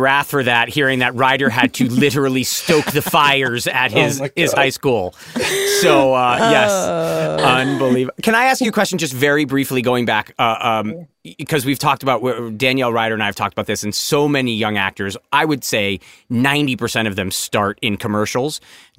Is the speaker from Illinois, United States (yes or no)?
no; Connecticut, United States; I grew up in Connecticut and my parents weren't in the industry